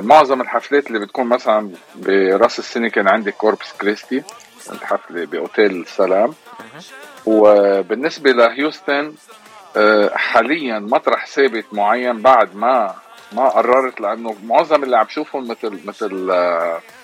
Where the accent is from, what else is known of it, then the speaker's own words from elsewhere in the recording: Lebanon; moved away as an adult; also born or lived in Egypt; now in Houston, United States; انا بالاغتراب عن لبنان صار لي كثير يعني 30 سنه 32 سنه تقريبا